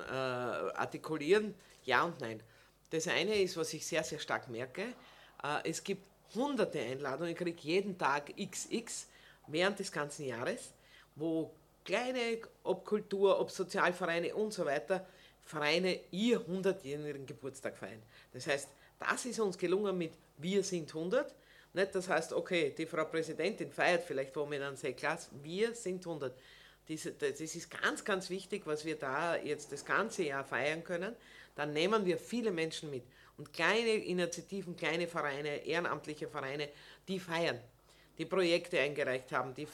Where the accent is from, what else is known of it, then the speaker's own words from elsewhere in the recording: Burgenland, Austria; also irgendwie sind wir schon in, in Bescheidenheitswolle eingepackt als Burgenländer, dort oben zu stehen und zu sagen, herzlich willkommen im Burgenland